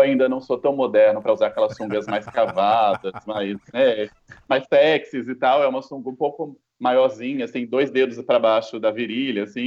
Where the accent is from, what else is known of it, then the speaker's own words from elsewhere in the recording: Campo Grande, Mato Grosso do Sul, Brazil; also born or lived in Salvador; now in São Paulo, Brazil; eu não, não sou paulistano, eu moro em São Paulo desde 2009, mas eu nasci em Campo Grande